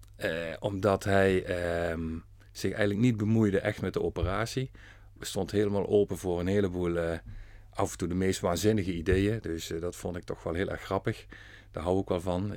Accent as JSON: {"language": "Dutch", "town": "Venray", "region": "Limburg", "country": "Netherlands", "tie": "born or raised there", "said": "geboren en getogen in Venray"}